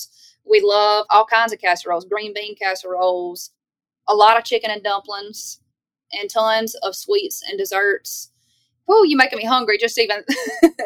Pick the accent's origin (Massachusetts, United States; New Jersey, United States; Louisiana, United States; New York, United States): Louisiana, United States; Baskin; moved away as an adult; now in Nashville, United States; I'm from Louisiana